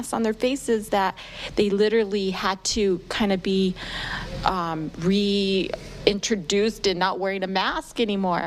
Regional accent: New Mexico, United States; I'm a Hispanic woman, you know, born and raised in New Mexico

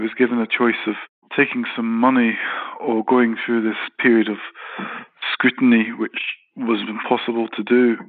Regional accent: Glasgow, Scotland, United Kingdom; I'm qualified British Scottish architect

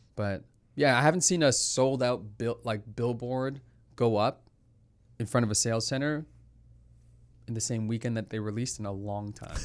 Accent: Toronto, Ontario, Canada; I'm from Toronto

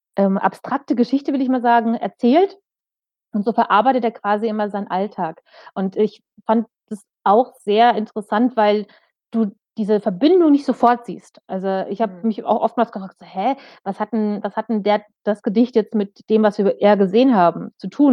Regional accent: Germany; bei uns in Deutschland

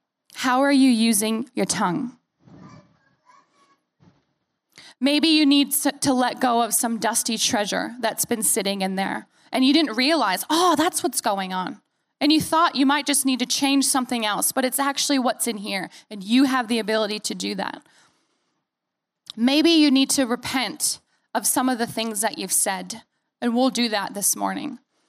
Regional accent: United States; But the longer that I'm away from the U.S., the more likely that my accent and the things and the phrases that I say are going to sound more like you because I'm around you.

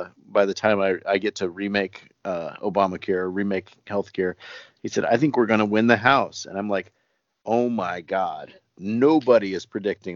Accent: United States; moved away as an adult; now in South Korea; I'm an American living overseas

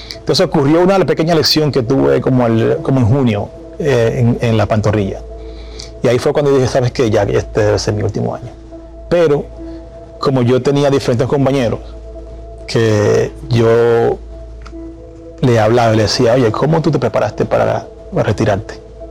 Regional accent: Dominican Republic; estar en esos cinco dominicanos en el Salón de la Fama

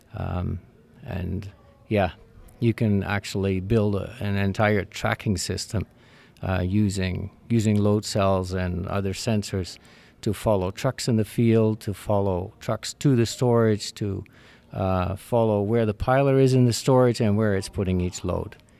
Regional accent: Netherlands; now in Canada; born and raised in the Netherlands, came to Canada in seventy-nine with, uh, my parents.

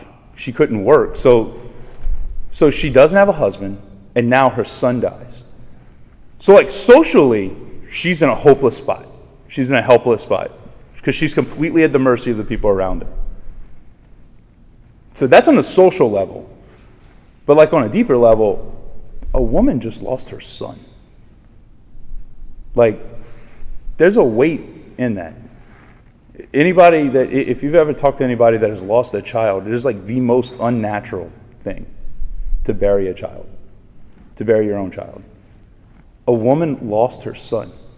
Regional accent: Raceland, Louisiana, United States; I'm from Raceland, just down the bayou. And when I was growing up, I grew up basically right across from my home parish, right across the street.

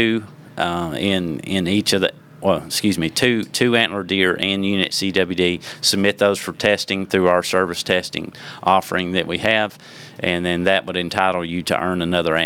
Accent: Watertown, Tennessee, United States; where I grew up in Watertown, Tennessee

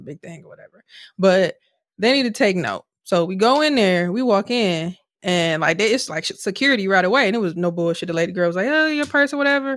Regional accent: Milwaukee, Wisconsin, United States; we're from Milwaukee and from urban Milwaukee

